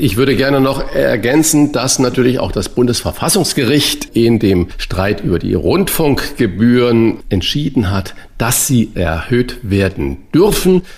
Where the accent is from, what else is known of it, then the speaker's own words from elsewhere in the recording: Saarland, Germany; Er ist gebürtiger Saarländer wie ich